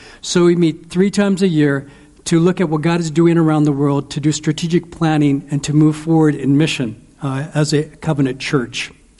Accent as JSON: {"language": "English", "town": "Edmonds", "region": "Washington", "country": "United States", "tie": "born or raised there", "also_born_or_lived": "Seattle / Mexico", "moved": "as an adult", "lives_now": "Europe", "said": "I was born in Seattle and grew up in Edmonds. And Letha was raised in the Assemblies of God Pentecostal background, and I was raised in the Roman Catholic background"}